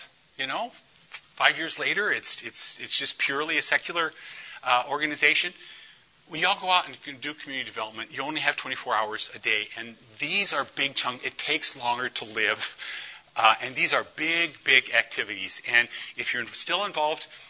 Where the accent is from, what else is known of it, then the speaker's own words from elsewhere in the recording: St. Paul, Minnesota, United States; when I'm from East St. Paul